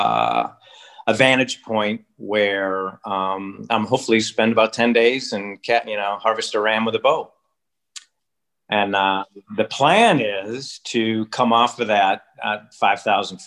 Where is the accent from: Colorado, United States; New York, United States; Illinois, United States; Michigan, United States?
Michigan, United States; Upper Peninsula of; now in Alaska, United States; I grew up in the Upper Peninsula of Michigan, up on Lake Superior.